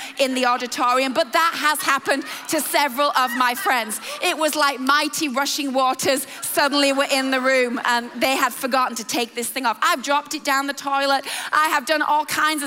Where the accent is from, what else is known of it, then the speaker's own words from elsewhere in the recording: England, United Kingdom; I love England, and I love the part of the world that we are from and are born and raised